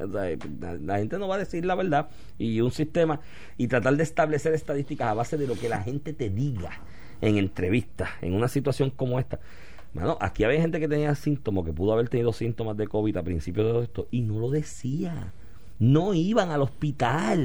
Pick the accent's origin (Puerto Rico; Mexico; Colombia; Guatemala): Puerto Rico